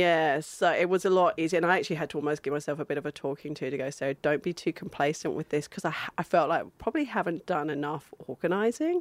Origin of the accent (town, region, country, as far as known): Australia